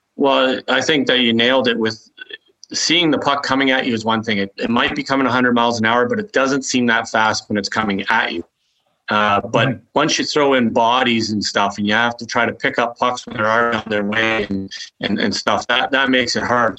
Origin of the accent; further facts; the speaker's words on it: Toronto, Ontario, Canada; moved away; also born or lived in Quebec City; I was from Toronto